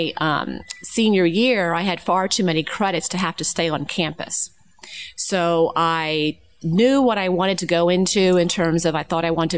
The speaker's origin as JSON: {"language": "English", "town": "Narberth", "region": "Pennsylvania", "country": "United States", "tie": "born or raised there", "said": "I'm from Narberth. And Narberth is a suburb of Philadelphia"}